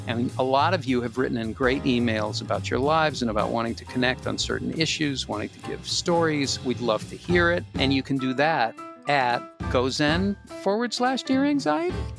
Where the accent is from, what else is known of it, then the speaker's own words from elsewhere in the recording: Boston, Massachusetts, United States; I'm from Boston